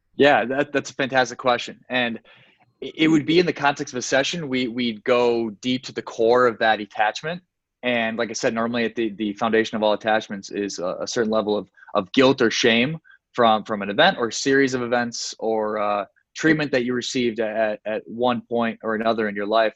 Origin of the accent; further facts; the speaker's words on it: Sioux Falls, South Dakota, United States; moved away as an adult; now in Miami, United States; I eventually moved to Miami, Florida, from my hometown of Sioux Falls, South Dakota